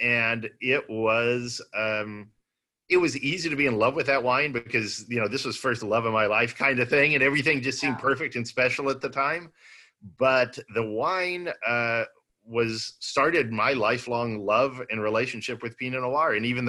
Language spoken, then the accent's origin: English; Austin, Texas, United States; Born and raised in Austin. Some people would say Austin's not typical Texas, but it is Texas nonetheless.